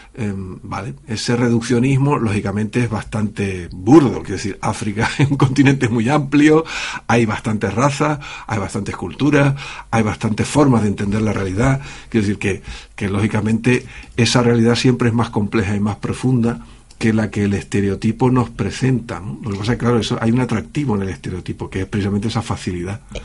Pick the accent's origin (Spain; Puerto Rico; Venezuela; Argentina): Spain; Canary Islands; yo soy canario